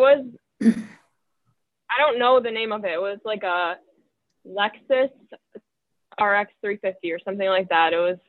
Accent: Mequon, Wisconsin, United States; also born or lived in Milwaukee / Cedarburg / Minnesota; I was born in Milwaukee, grew up in Mequon, and then we moved to Cedarburg, finished up school there, and then went to college out in Minnesota.

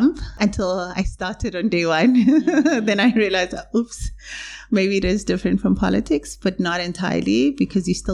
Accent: Ekurhuleni, Gauteng, South Africa; I grew up in Ekurhuleni in Katlehong.

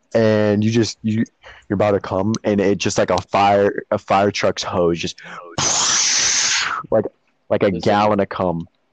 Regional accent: Peru, Illinois, United States; born or raised there; now in Florida, United States

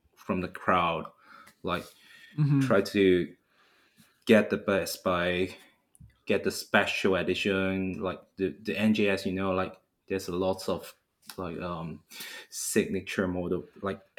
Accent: Hong Kong; I'm from Hong Kong

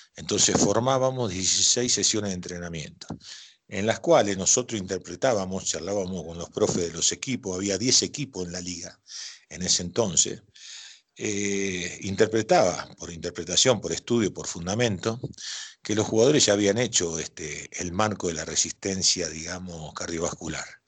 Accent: Rosario, Santa Fe, Argentina; yo soy rosarino

